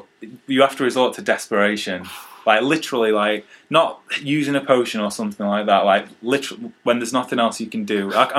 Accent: United Kingdom; I'm from Britain, 22 years old.

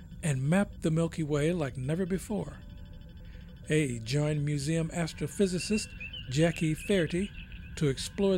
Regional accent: United States; speaking as an American citizen

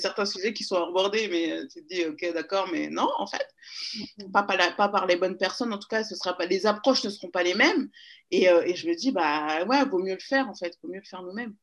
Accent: Paris, Île-de-France, France; also born or lived in Seine-et-Marne; je suis née à Paris. J'ai grandi à Paris jusqu'à mes 10 ans. Et ensuite, on a déménagé en région parisienne, dans le 77

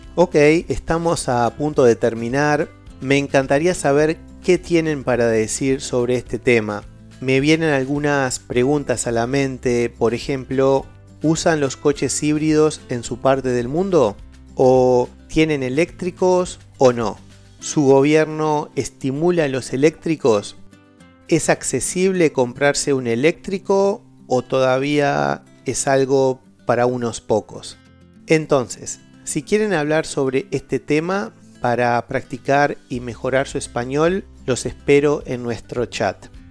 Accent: Uruguay; soy de Uruguay

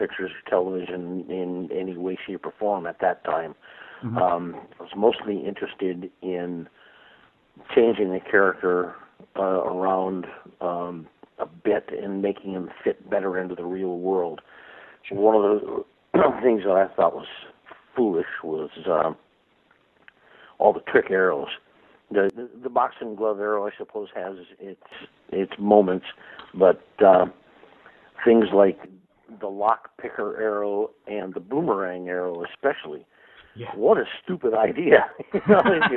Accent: northern Wisconsin, United States; moved away; also born or lived in Chicago / New York / Seattle; being a small town boy from a very small town in northern Wisconsin, I've only lived in three cities in my life, Chicago, New York, and Seattle

